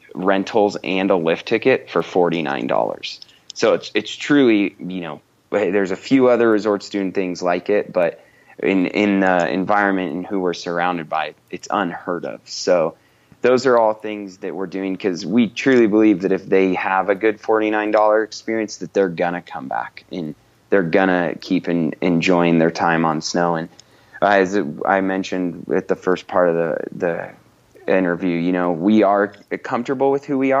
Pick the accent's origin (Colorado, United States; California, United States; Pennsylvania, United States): Colorado, United States; moved away; I grew up in Colorado